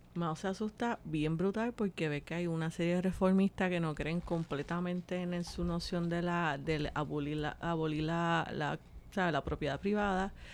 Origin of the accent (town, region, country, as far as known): Puerto Rico